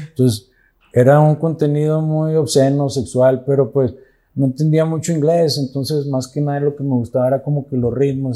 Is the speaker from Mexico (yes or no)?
yes; Santa Catarina, Nuevo León, Mexico; Tengo 44 años aquí en Santa Catarina